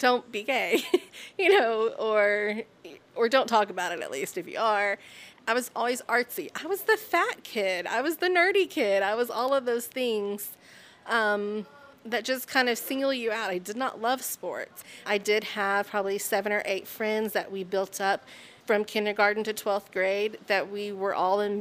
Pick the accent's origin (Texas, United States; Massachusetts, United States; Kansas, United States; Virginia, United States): Texas, United States; North; moved away; growing up in small towns. I'm from North Texas, so small towns are the same no matter where they are